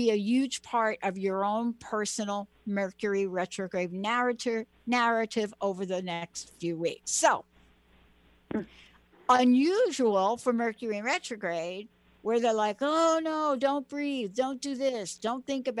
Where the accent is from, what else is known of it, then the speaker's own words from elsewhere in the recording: New York, United States; I grew up in New York, right? And I grew up in the projects in New York.